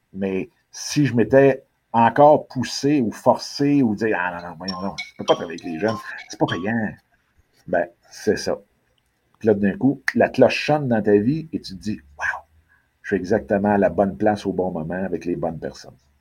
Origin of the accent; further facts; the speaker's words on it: Quebec, Canada; la ville où est-ce que je suis, qui est ma ville natale